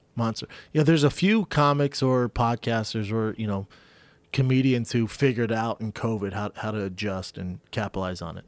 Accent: Louisiana, United States; we're both from Louisiana.

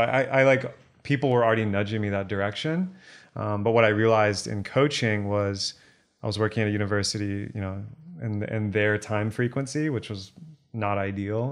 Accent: Texas, United States; Born and raised in Texas

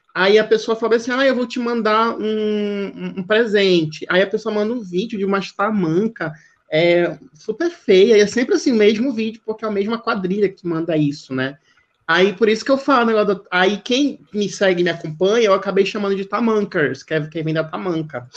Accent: Amazonas, Brazil; moved away as an adult; now in China; eu fui pela é, Amazonas, aí eu saí do Brasil

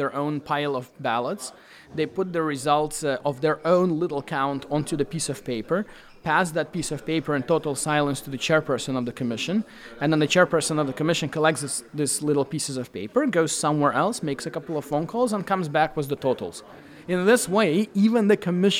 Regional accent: Belarus; I come from Belarus

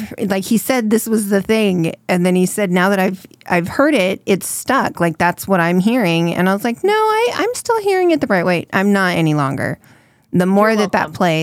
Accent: California, United States; I'm from California, so that's how that's pronounced.

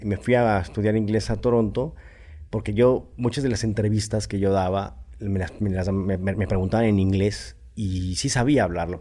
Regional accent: Mexico City, Mexico; nací en la Ciudad de México.

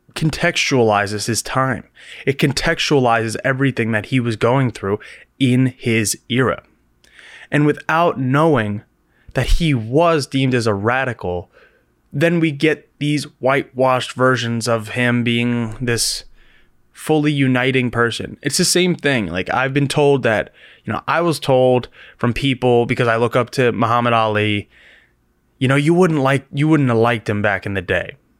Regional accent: United States; as Americans, we have a very specific viewpoint of race

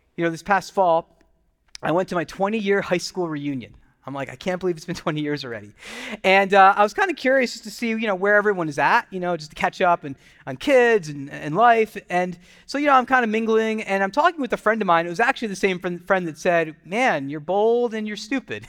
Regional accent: United States; I grew up as a kid being Indian American. My parents were immigrants

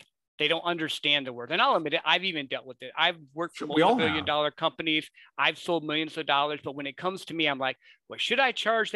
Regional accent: Midwest, United States; I grew up in the Midwest

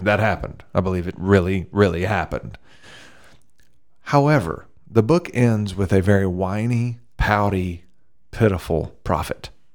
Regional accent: the South, United States; I grew up in the south

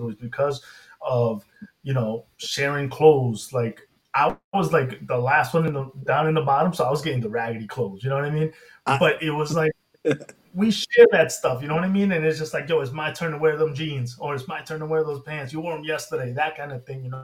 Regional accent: England, United Kingdom; born there; I was born in England, yeah.

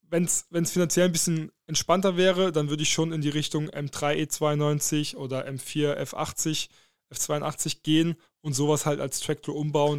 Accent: Saarland, Germany; moved away; also born or lived in Dortmund; für mich als Saarländer

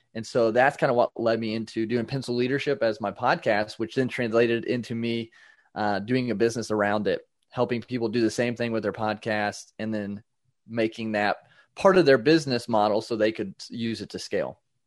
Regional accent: Indiana, United States; I am from Indiana, uh, in the United States

